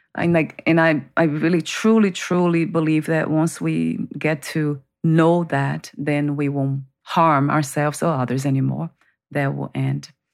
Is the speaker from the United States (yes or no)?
no; Brazil; moved away; growing up in Brazil, that I was, um, born into family that was very dysfunctional